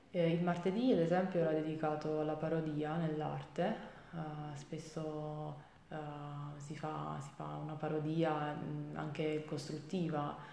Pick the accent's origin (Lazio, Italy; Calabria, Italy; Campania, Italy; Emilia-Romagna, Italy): Campania, Italy; Avellino; first language Italian and Chinese; also born or lived in Salerno; sono madrelingua italo-cinese, eh, mia madre è di Taiwan e mio padre è italiano, eh, scrivo e parlo correntemente in inglese e spagnolo. Dopo essermi diplomata al liceo linguistico di Avellino